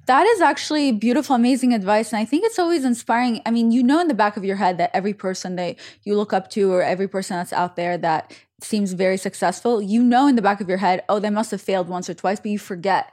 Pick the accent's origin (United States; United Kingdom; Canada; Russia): Russia; Saint Petersburg; I'm from Saint Petersburg